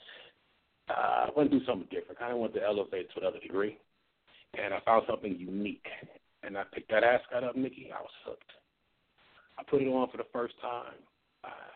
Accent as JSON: {"language": "English", "town": "Milwaukee", "region": "Wisconsin", "country": "United States", "tie": "born or raised there", "said": "I grew up in Milwaukee"}